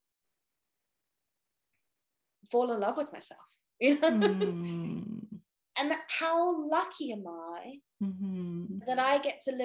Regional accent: England, United Kingdom; I'm English.

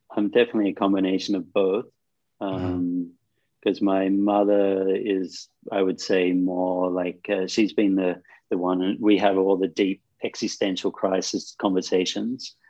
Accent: Australia; moved away as an adult; also born or lived in Sydney / Cairns; now in India; Growing up in Australia

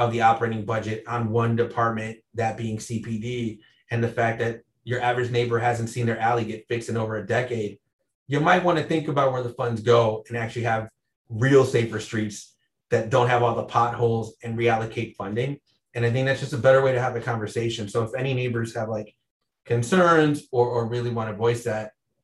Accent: Chicago, Illinois, United States; I grew up in Wicker Park

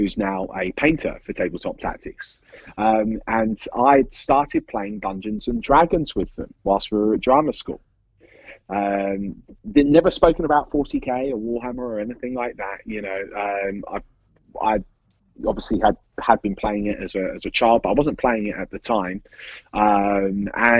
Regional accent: England, United Kingdom; also born or lived in Australia; I was born in England, born and raised in England

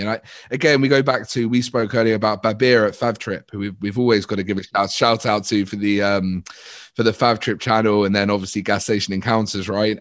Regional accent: United Kingdom; we're very British and polite

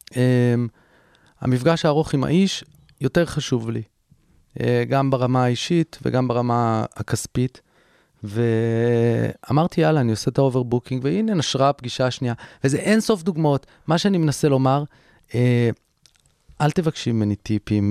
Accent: Herzliya, Tel Aviv District, Israel; נסעתי להרצליה לרופאת משפחה, איפה שגדלתי

